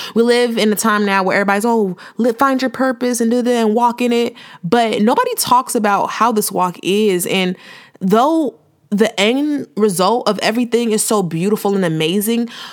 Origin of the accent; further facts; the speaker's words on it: Chicago, Illinois, United States; moved away as an adult; also born or lived in Houston; I'm from the Chi, south suburbs of the Chi